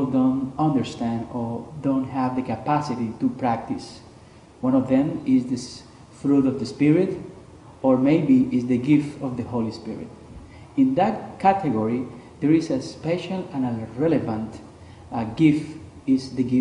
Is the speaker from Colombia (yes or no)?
yes; Colombia; now in Toronto, Canada; I'm originally from Colombia